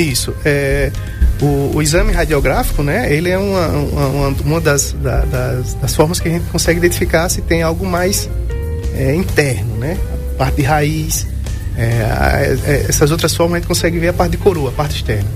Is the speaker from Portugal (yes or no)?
no; Brazil; eu sou aqui do Alto do Cruzeiro, morei na Governador a vida toda